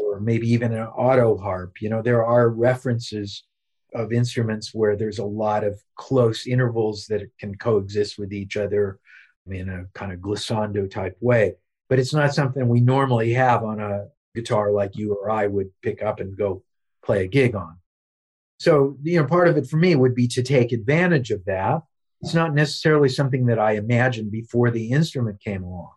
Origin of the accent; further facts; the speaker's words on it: Lee's Summit, Missouri, United States; my life growing up in Lee Summit, Missouri